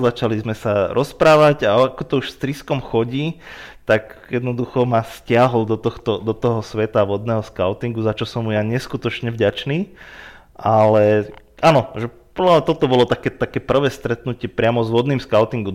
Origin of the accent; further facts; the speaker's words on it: Bojnice, Trenčín Region, Slovakia; moved away as an adult; also born or lived in Prievidza; now in Banská Bystrica, Slovakia; ja som sa presťahoval do Banskej Bystrice, začal som tu pracovať, bo pôvodne som teda z Bojnic